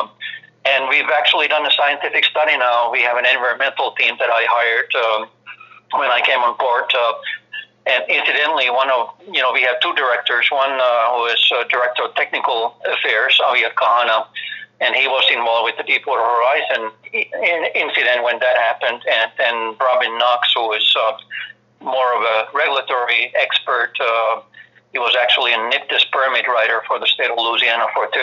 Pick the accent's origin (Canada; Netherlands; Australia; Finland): Finland; accent: heavy accent; moved away as an adult; now in Maui, United States; I'm originally from Finland, as you can probably tell from my heavy accent. I came to the United States in early 80s after my military service.